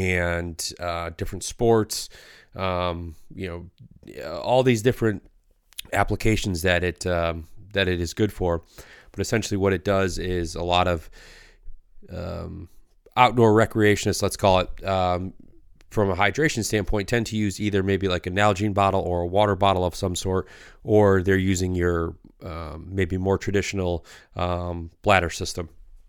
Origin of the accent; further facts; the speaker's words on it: Michigan, United States; No, yeah. We're from Michigan.